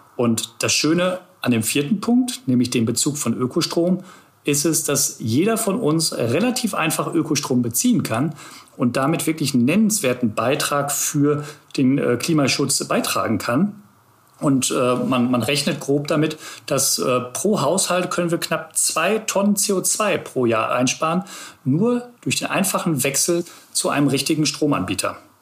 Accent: Ruhr area, North Rhine-Westphalia, Germany; now in Hamburg, Germany; ich bin eigentlich ein Kind des Ruhrgebiets. Das heißt, ich bin wirklich zwischen ja, zwischen Kohlekraftwerken, zwischen Zechen aufgewachsen

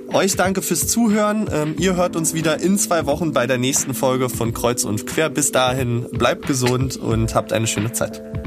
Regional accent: Berlin, Germany; für mich als Berliner

